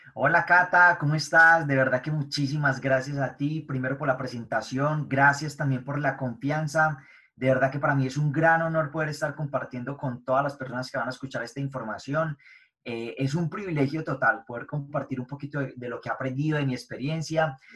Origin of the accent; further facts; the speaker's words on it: Medellín, Antioquia, Colombia; nací en Medellín, Colombia, eh, nací y me crié en un barrio de bajos recursos